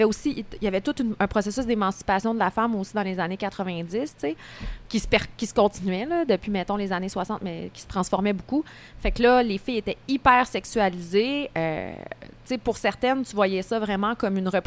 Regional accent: Beauceville, Quebec, Canada; elle vient de ma ville

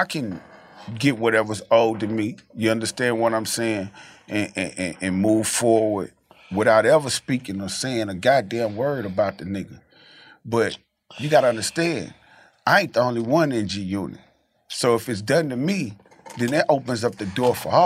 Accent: the South, United States; I'm from the South

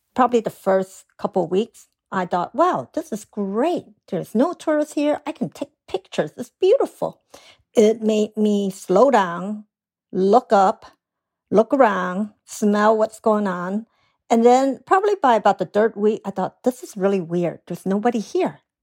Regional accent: Chicago, Illinois, United States; now in San Francisco, United States; I did grow up in Chicago, Chinatown

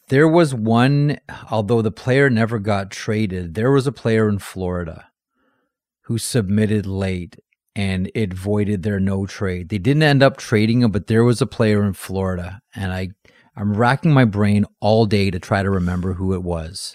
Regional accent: Ontario, Canada; I'm from Ontario

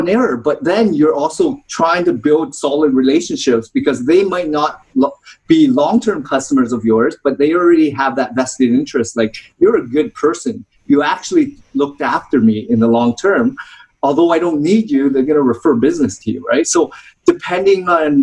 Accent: Toronto, Ontario, Canada; I grew up in Toronto, Ontario

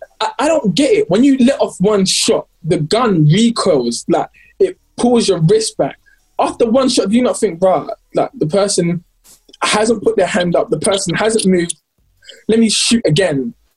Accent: London, United Kingdom; I'm super grateful to everyone who was supporting, especially because I'm from London as well.

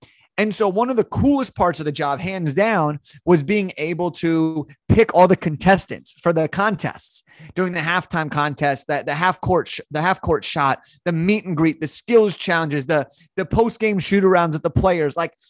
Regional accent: Los Angeles, California, United States; I grew up in Los Angeles. All right. So I grew up in a Lakers family in Los Angeles.

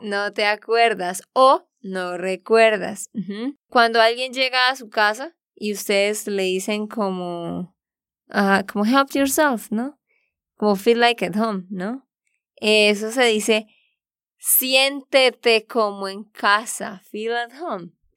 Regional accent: Santander, Colombia; de Santander, Colombia

